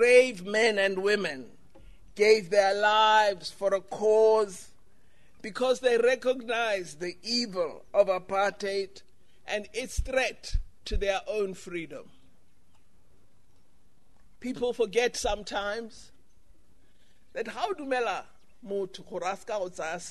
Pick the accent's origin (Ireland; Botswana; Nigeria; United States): Botswana; Gaborone, South-East District; now in South Africa; I was born in South Africa, I'm a South African, but I grew up in Gaborone. So I am of the Botswana